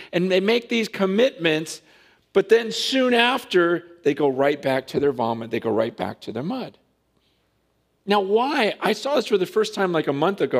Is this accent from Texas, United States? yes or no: no; Stockton, California, United States; I grew up in Stockton